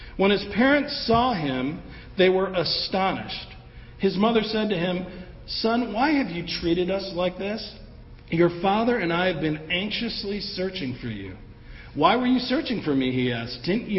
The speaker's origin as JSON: {"language": "English", "town": "Evanston", "region": "Illinois", "country": "United States", "tie": "born or raised there", "said": "growing up in Evanston, a suburb of Chicago."}